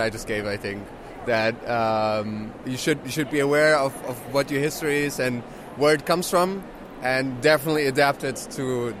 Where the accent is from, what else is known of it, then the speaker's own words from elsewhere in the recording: Germany; moved away as an adult; also born or lived in Iran; now in Netherlands; I was born in Iran, I grew up in Germany, now I live in the Netherlands.